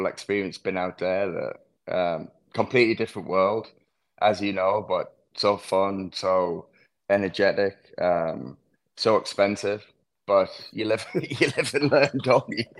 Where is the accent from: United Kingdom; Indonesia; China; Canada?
United Kingdom; England; moved away; also born or lived in Louisville; growing up in England